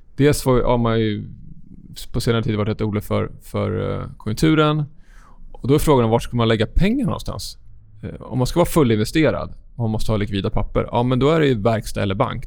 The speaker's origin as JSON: {"language": "Swedish", "country": "Sweden"}